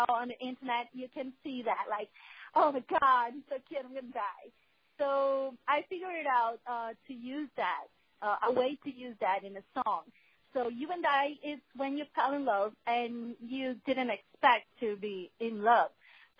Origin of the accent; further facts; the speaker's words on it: Brazil; first language Portuguese; English is a second language; I'm from Brazil